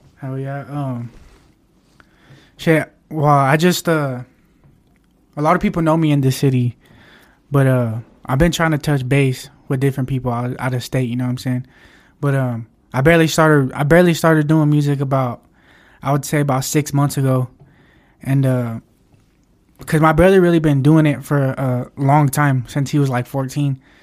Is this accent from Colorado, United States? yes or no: yes; Pueblo, Colorado, United States; I'm born and raised here